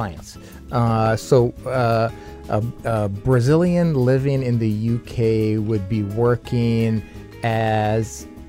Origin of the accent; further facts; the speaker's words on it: New Westminster, British Columbia, Canada; I consider New West my hometown because that's pretty much where most of my formidable time